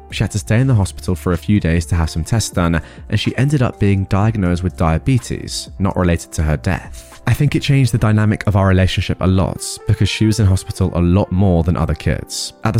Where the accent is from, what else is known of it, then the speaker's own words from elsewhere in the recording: Australia; now in United States; I grew up in Australia, and my sister and family still live there. I live in America currently.